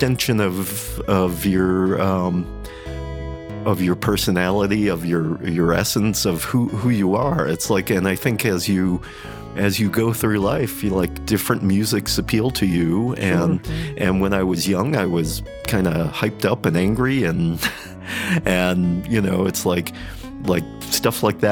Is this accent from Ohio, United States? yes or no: yes; Cleveland, Ohio, United States; born and raised in Cleveland, Ohio.